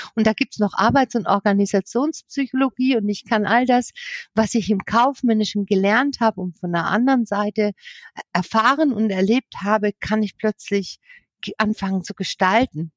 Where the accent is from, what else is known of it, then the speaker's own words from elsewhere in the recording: Southern Germany, Germany; moved away as an adult; also born or lived in Berlin / Ruhr area; von hier unten in Süddeutschland, von meiner Heimat